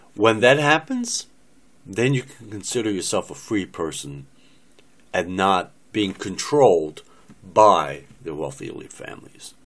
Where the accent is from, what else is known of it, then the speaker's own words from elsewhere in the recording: United States; I'm an American, born and raised in America since 1958